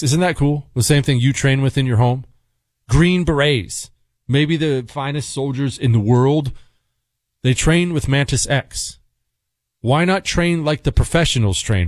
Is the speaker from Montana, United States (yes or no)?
yes; Bozeman, Montana, United States; also born or lived in Ohio; I grew up in Bozeman, Montana. Well, we moved fr-, from Ohio to Montana when I was ten